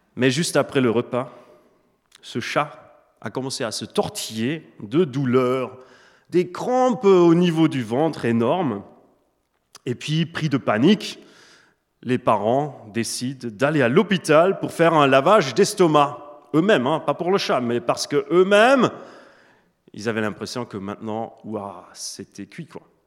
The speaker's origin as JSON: {"language": "French", "country": "Switzerland", "tie": "born or raised there", "also_born_or_lived": "Germany", "second_language": "French", "said": "donc je suis né en Allemagne d'une maman allemande et d'un papa suisse, suisse-allemand. J'ai grandi surtout en Suisse"}